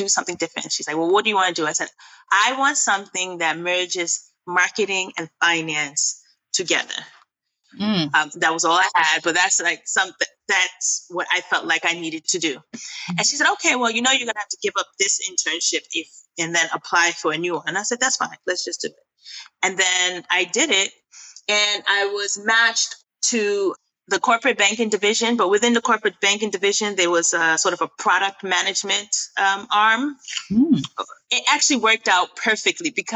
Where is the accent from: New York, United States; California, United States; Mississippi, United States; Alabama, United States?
New York, United States; New York City; moved away as an adult; now in Accra, Ghana; I am originally Ghanaian. Both my parents are Ghanaian, but I was born and raised in New York. So I'm a New Yorker through and through, and currently based in Accra